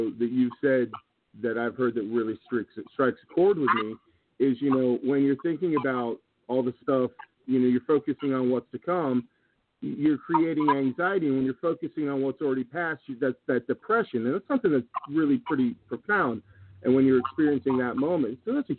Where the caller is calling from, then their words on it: Iowa, United States; up in Iowa.